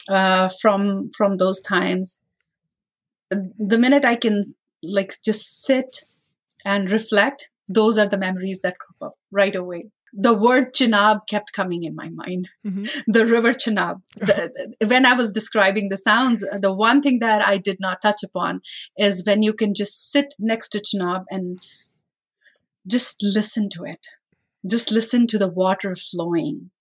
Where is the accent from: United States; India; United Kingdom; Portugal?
India; moved away as an adult; now in Canada; when I was growing up in India